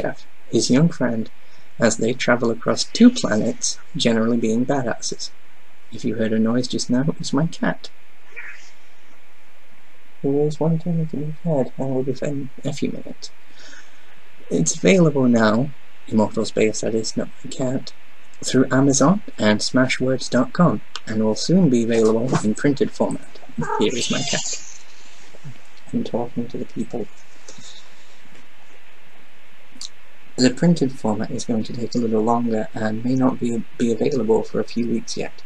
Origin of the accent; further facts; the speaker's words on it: United Kingdom; being a British guy